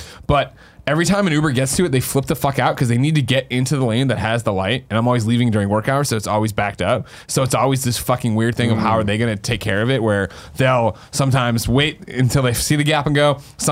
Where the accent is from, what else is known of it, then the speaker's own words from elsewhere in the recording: Chicago, Illinois, United States; I'm from Chicago